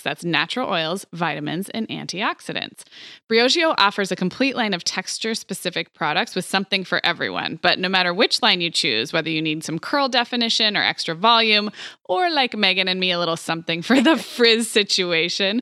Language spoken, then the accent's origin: English; Montecito, California, United States; born or raised there; moved away; also born or lived in Santa Barbara